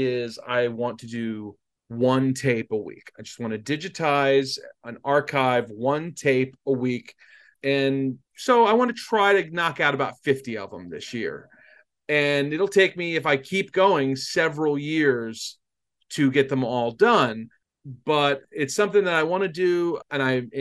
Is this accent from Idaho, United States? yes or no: no; New Jersey, United States; I grew up in South Jersey, so we were all of our local news was out of Philadelphia.